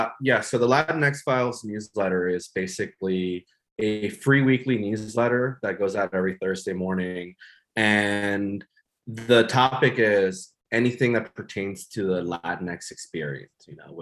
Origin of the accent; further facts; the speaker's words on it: Hidalgo, Texas, United States; moved away as an adult; also born or lived in East Coast; I feel like I grew up in South Texas in the Rio Grande Valley in McAllen, you know, well, in Hidalgo, Texas. I say McAllen because it's the bigger city, but really it's Hidalgo. But my point being is growing up in the border